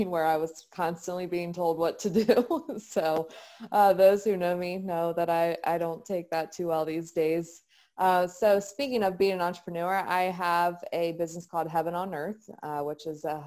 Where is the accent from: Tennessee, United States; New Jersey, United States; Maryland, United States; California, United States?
Maryland, United States; Frederick; I'm from the Frederick, Maryland area. I was born and raised